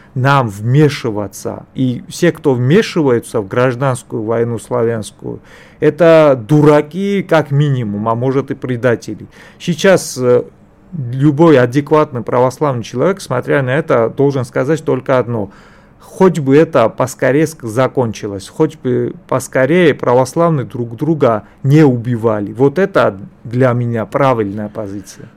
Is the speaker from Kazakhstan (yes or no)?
no; Georgia; для меня, вот для грузина